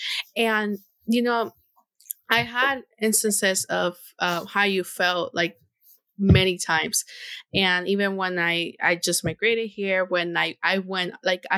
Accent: Honduras; first language Spanish; English is a second language; moved away; I'm from Honduras

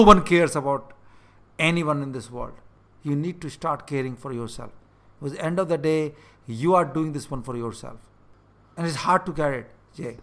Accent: India; moved away; I'm in India right now, and this is the part of the world I grew up

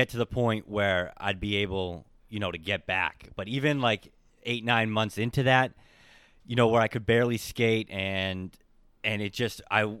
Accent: Boston, Massachusetts, United States; So I grew up in South Boston.

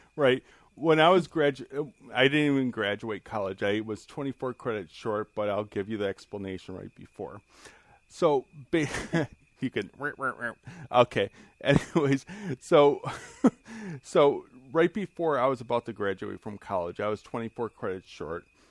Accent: near Chicago, Illinois, United States; I was growing up near Chicago

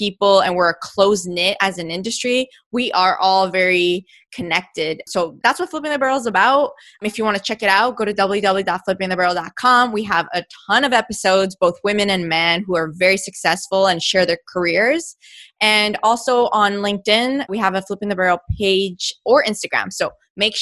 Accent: Canada; I grew up in Canada

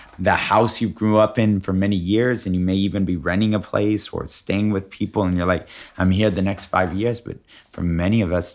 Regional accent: Alaska, United States; born there; I was born in Alaska.

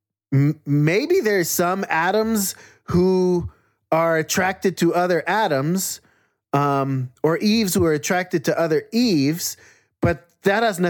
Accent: Jerusalem, Jerusalem District, Israel; also born or lived in Arapaho, Ute, and Cheyenne lands (Colorado, US); now in United States; I grew up in Jerusalem, the birthplace of the patriarchy

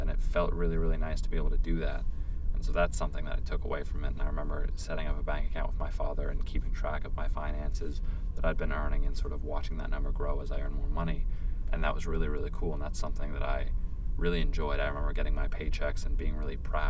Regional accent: United States; I'm an American, I'll always be an American

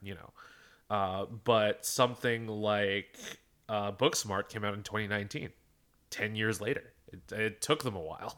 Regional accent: Philadelphia, Pennsylvania, United States; I'm from Philadelphia

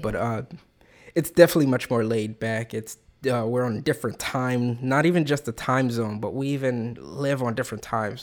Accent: Philadelphia, Pennsylvania, United States; also born or lived in Main Line suburbs, Pennsylvania; my whole family, we grew up in North Philadelphia, you know? And the suburban town I moved to as a kid, it was all the way on the main line

